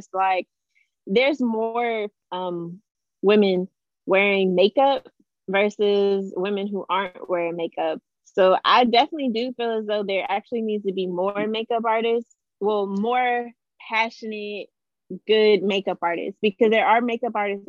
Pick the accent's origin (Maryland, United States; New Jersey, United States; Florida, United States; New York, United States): Maryland, United States; now in North Carolina, United States; I'm originally from Maryland, but right now I reside in North Carolina